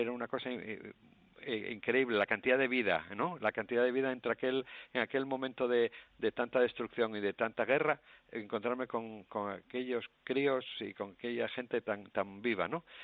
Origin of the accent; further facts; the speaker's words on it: Asturias, Spain; moved away as an adult; now in Cambodia; yo nací en Asturias y mis raíces asturianas las llevo a Camboya también